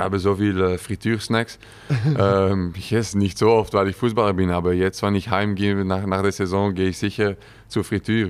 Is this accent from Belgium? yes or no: yes; Wemmel, Flanders, Belgium; German is a second language; moved away as an adult; also born or lived in Cologne, Germany; now in Germany; geboren in Wemmel, vier Jahre da gelebt äh, mit meinen beiden Eltern. Meine Großeltern sind auch von da, ähm, nicht weit entfernt, so ja, eigentlich äh, in die Nähe von Brüssel